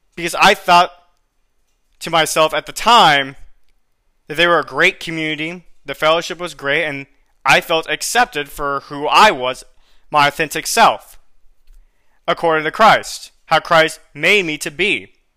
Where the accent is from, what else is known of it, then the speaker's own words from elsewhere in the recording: Florida, United States; moved away as an adult; now in San Antonio, United States; a school that I got accepted in Florida is more or less within the same area or region of my hometown